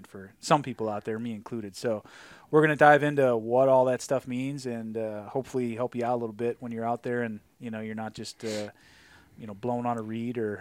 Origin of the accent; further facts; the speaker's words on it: Midwest, United States; I grew up in the Midwest